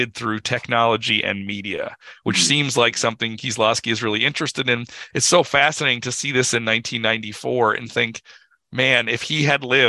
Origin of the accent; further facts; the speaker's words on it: United States; me being an American